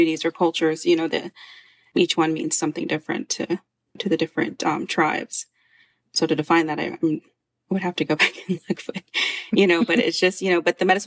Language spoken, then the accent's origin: English; Sturgis, South Dakota, United States; especially at Sturgis, you know, because I did grow up here